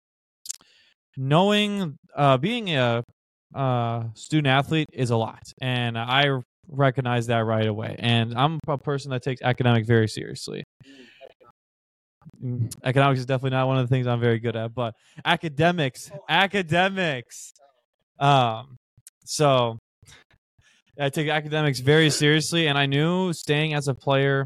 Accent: Chaska, Minnesota, United States; I'm from Chaska, Minnesota.

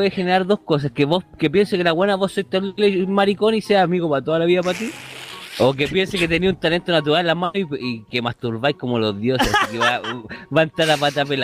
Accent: Maipú, Santiago Metropolitan Region, Chile; me enganché la mina y yo solo soy un weón de Maipú.

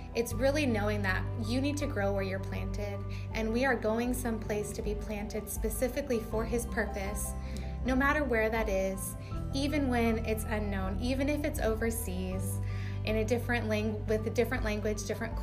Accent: California, United States; moved away as an adult; now in Japan; I am from California, been there my whole life

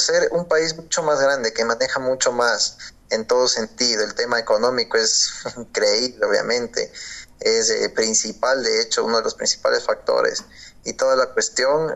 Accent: Ecuador; soy locutor deportivo ecuatoriano

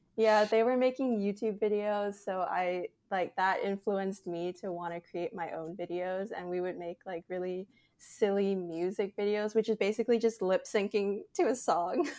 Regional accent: Canada; I'm Canadian

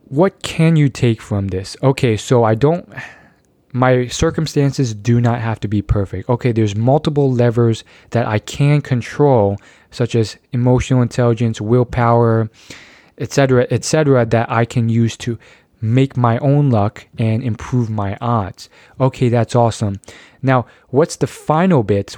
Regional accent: United States; I was born in the United States of America

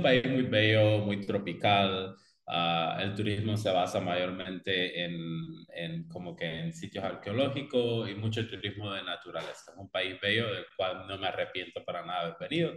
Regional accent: Cuba; moved away as an adult; now in Belize; yo originalmente soy de Cuba, ah, estudié y me gradué del sistema de escuelas de arte en la especialidad de música en Cuba

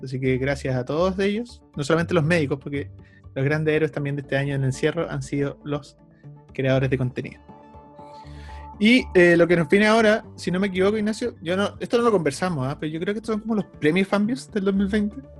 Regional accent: Concepción, Biobío, Chile; Somos de Conce

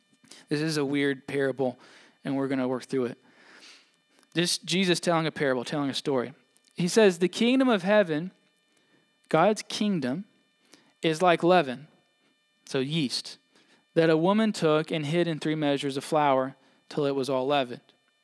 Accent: Mississippi, United States; I grew up in Mississippi, went to college down there.

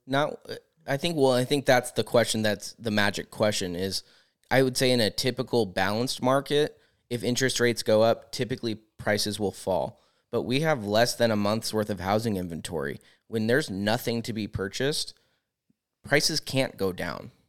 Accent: Discovery Bay, California, United States; I grew up in Discovery Bay on the water, so our whole summer was wakeboarding, and that was, like, a large part of my childhood

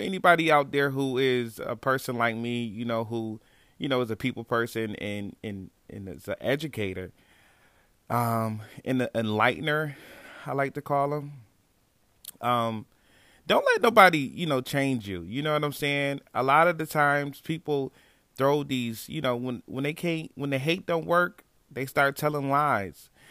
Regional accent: Niagara Falls, New York, United States; moved away as an adult; now in Texas, United States; I'm originally from Niagara Falls, New York

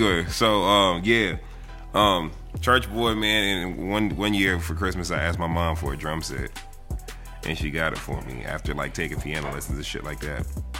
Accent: Boston, Massachusetts, United States; moved away as an adult; now in Atlanta, United States; No, I am not from Atlanta. I'm from Boston, Massachusetts.

